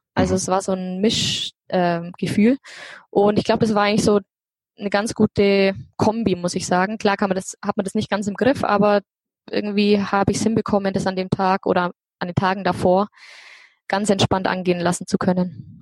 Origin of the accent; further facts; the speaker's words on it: Allgäu, Bavaria, Germany; Ich komme aus dem Allgäu. In, ich wohne in Kempten, direkt in der Stadt.